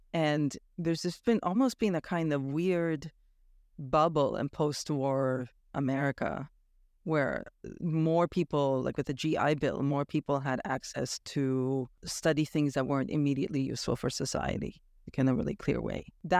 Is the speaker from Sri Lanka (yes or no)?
no; Romania; born there; Well, I was born in Romania, and I have gone back there for visits